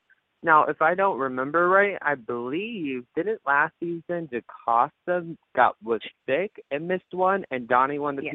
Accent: Michigan, United States; now in Tampa, United States; yeah, well, I'm from Michigan, thing. But I live in Tampa right now.

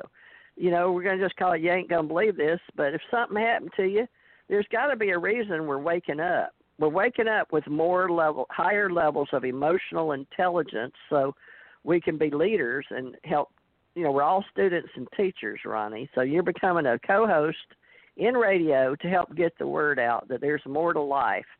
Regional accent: Texas, United States; accent: country; moved away; also born or lived in Louisiana / New York / Hawaii / Alabama; I was born in Louisiana, raised in Texas

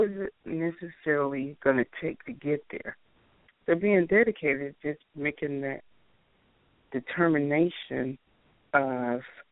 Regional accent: the South, United States; also born or lived in Chicago, Illinois / Alabama / Georgia; I'm originally from Chicago, Illinois, but I grew up in Alabama and Georgia, of course. So I'm known as a Southern girl now.

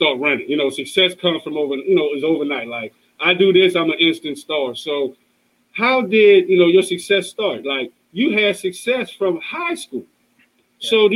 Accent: New Orleans, Louisiana, United States; I'm from New Orleans

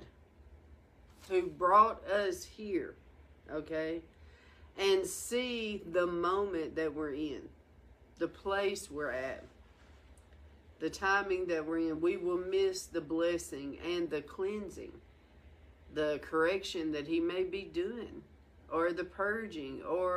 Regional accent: the South, United States; moved away as an adult; also born or lived in Washington; I'm from the South

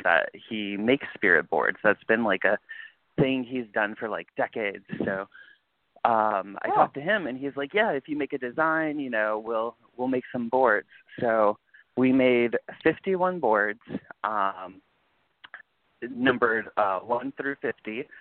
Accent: California, United States; moved away; also born or lived in East Coast; I was raised in California

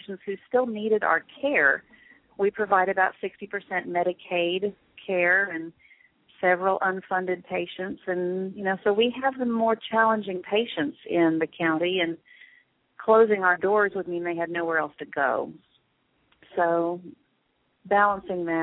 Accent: Shawnee, Oklahoma, United States; now in Oklahoma City, United States; Shawnee, Oklahoma, which is my hometown

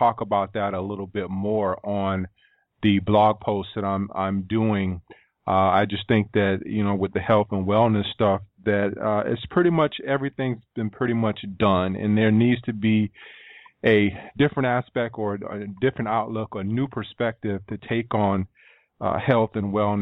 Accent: East Coast, United States; also born or lived in Sacramento, California; I was from the East Coast

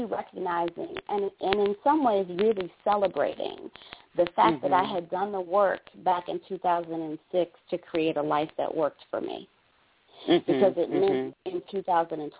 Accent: Detroit, Michigan, United States; moved away as an adult; also born or lived in New Mexico / Australia; now in Atlanta, United States; I grew up in Detroit.

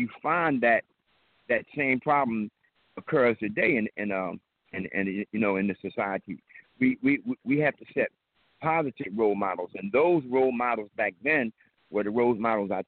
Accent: Philadelphia, Pennsylvania, United States; we come up from Hoop Street. And Hoop Street was a gang that we fought everybody in West Philadelphia.

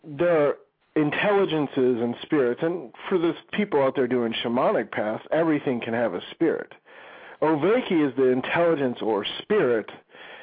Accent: Chicago, Illinois, United States; moved away as an adult; now in Ohio, United States; I moved out to Ohio for a few years, for the last 3 years. But before that, yeah, I was born and raised in Chicago

